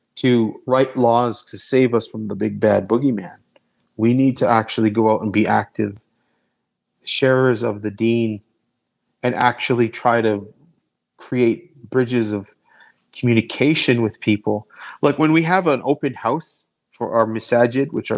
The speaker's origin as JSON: {"language": "English", "country": "Canada", "also_born_or_lived": "Calgary", "said": "They're just as Canadian as I am."}